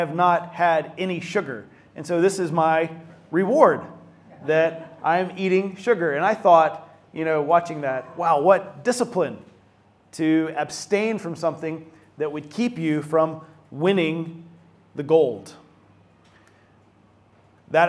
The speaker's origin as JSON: {"language": "English", "town": "Atlanta", "region": "Georgia", "country": "United States", "tie": "born or raised there", "said": "my hometown of Atlanta, Georgia"}